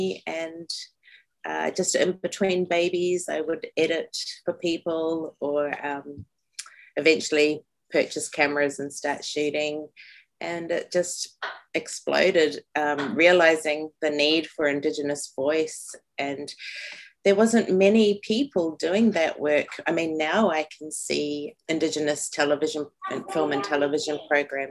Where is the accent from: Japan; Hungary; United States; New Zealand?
New Zealand; moved away as an adult; also born or lived in Turtle Island (North America); now in North America; I'm from Aotearoa, New Zealand.